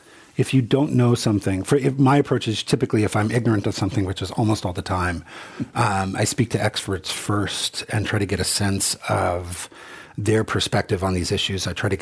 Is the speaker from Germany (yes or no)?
yes; Germany; moved away as an adult; I was 25, I moved here for good and changed my name. … growing up in Germany.